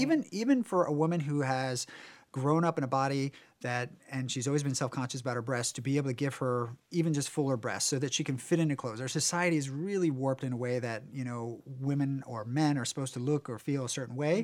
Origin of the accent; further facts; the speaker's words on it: Warrenton, United States; moved away; in my small town where I grew up in Warrenton